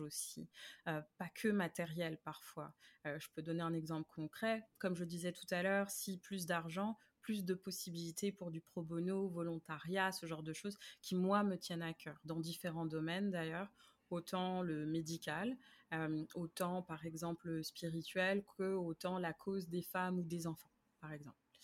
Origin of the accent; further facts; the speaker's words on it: Paris, Île-de-France, France; moved away as an adult; now in Montreal, Canada; je viens de France, de Paris, plus précisément, mais euh, j'habite à Montréal depuis depuis 2008